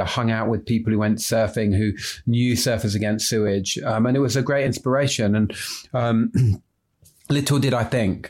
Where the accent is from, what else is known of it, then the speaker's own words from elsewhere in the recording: London, United Kingdom; despite being a Londoner